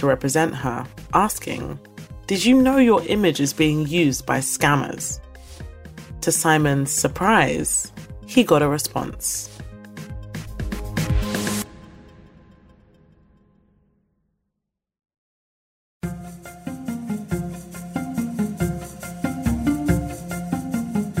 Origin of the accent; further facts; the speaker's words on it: United Kingdom; also born or lived in London / Lagos, Nigeria; I'm British Nigerian, and I divide my time between London and Lagos.